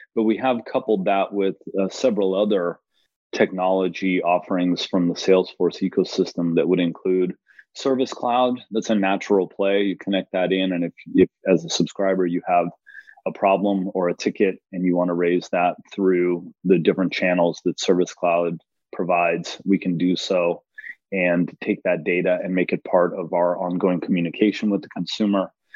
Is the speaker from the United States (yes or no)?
yes; Los Angeles, California, United States; I am from Los Angeles